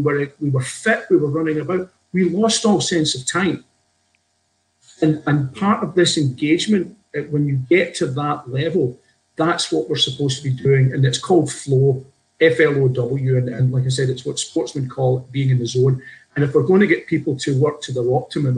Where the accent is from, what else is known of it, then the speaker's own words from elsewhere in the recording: Scotland, United Kingdom; also born or lived in Glasgow; I grew up in Scotland, spent time in Glasgow, and I'm 58 this year.